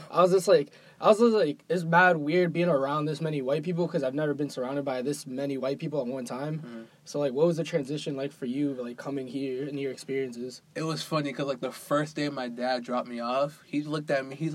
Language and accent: English; Boston, Massachusetts, United States; I grew up in East Boston, like not too far from Lynn.